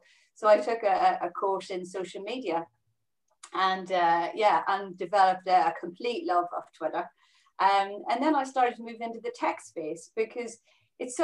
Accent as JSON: {"language": "English", "region": "Northern Ireland", "country": "United Kingdom", "also_born_or_lived": "Middlesbrough / Bristol / Belgium / Brazil", "moved": "as an adult", "said": "I'm originally from Northern Ireland. I left when I was 19"}